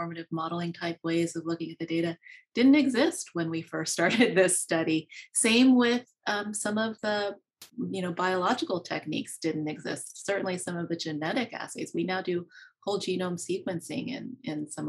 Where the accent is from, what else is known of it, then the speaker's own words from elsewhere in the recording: Maryland, United States; also born or lived in Pennsylvania; I was born in Pennsylvania and grew up in Maryland